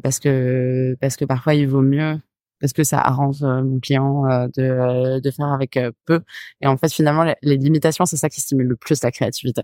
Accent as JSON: {"language": "French", "town": "Paris", "region": "Île-de-France", "country": "France", "tie": "born or raised there", "also_born_or_lived": "Nîmes", "moved": "as an adult", "lives_now": "Marseille, France", "said": "Je vivais dans le sud vraiment petit, j'ai grandi à Nîmes et puis euh, après j'ai vécu à Paris, mais euh, je crois qu'on a déménagé à Paris, je devais avoir 6 ans"}